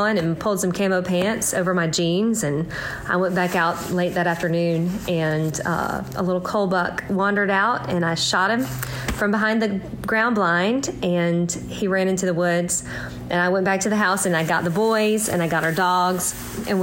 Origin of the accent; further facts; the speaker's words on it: Mississippi, United States; I'm from Mississippi